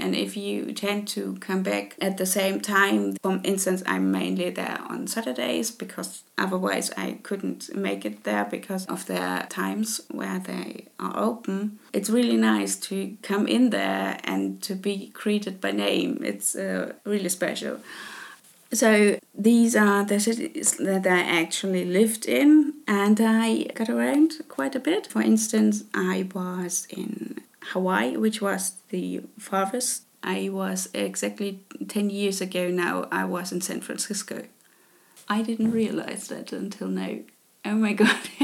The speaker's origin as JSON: {"language": "English", "town": "Leipzig", "region": "Saxony", "country": "Germany", "tie": "born or raised there", "second_language": "English", "moved": "as an adult", "lives_now": "Karlsruhe, Germany", "said": "I grew up in Leipzig"}